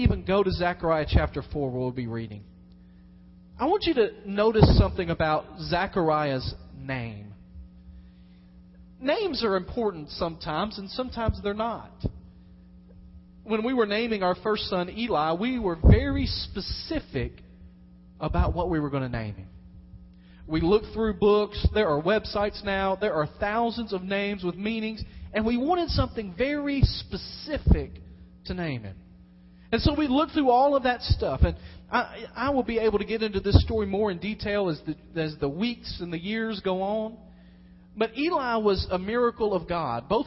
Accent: Dyersburg, Tennessee, United States; I was born in Dyersburg, Tennessee

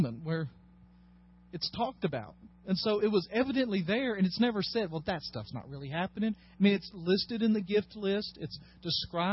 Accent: Dyersburg, Tennessee, United States; I grew up in Dyersburg

